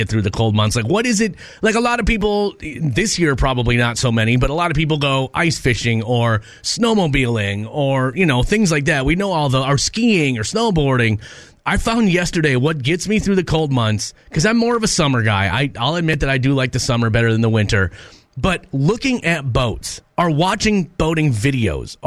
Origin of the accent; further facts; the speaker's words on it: Minnesota, United States; when I grew up in Minnesota